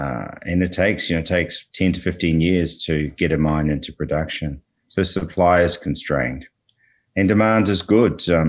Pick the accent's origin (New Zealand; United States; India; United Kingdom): New Zealand; moved away as an adult; also born or lived in Australia; now in Canada; Originally New Zealand. Spent a lot of time in Australia over the last 15 to 20 years learning the mining game as an ex-lawyer, but resident in Canada now for the last 3 years.